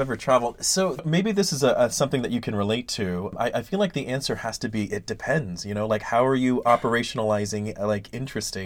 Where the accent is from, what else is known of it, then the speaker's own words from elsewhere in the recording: Ben Wheeler, Texas, United States; it's a small town called Ben Wheeler, Texas